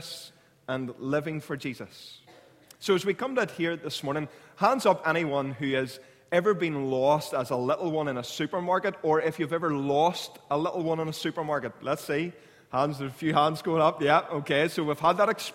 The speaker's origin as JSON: {"language": "English", "area": "Clounagh Junior High", "region": "Northern Ireland", "country": "United Kingdom", "tie": "born or raised there", "said": "I grew up in Clowna Junior High"}